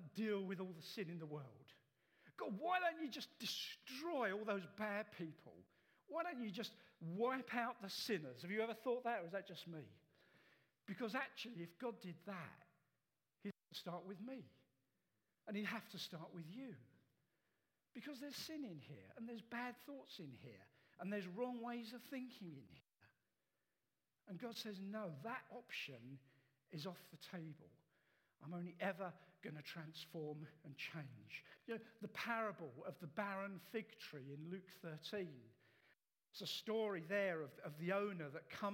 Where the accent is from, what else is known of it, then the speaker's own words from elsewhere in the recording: England, United Kingdom; as Western English people